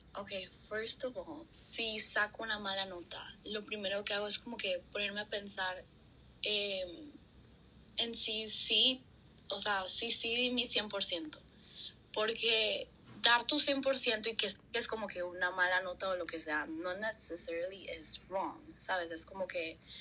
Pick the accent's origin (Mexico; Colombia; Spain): Colombia; moved away; soy colombiana